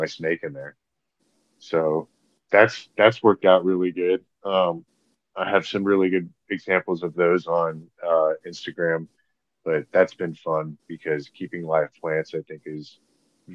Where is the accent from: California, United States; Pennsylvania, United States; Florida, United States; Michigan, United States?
Florida, United States; growing up in Florida